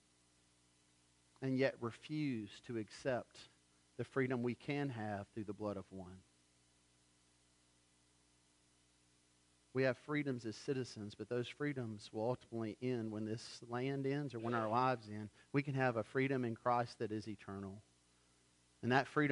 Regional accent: United States

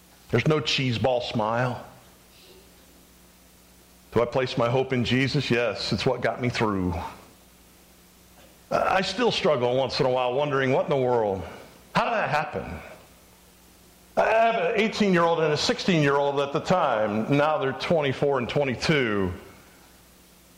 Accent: Phoenix, Arizona, United States; moved away; I grew up in Phoenix, part of my childhood

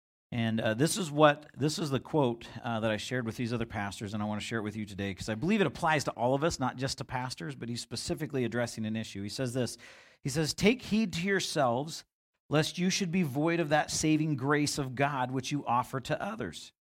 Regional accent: Vancouver, British Columbia, Canada; And I grew up in the Vancouver area.

